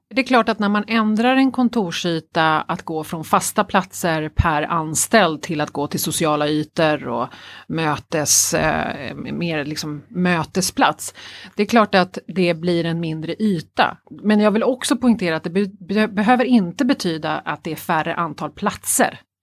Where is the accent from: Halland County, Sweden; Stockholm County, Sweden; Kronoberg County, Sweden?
Stockholm County, Sweden; Stockholm; jag är ju löjligt förälskad i min hemstad Stockholm. Mm. Eh, jag är ju verkligen det, mm. född och uppvuxen här.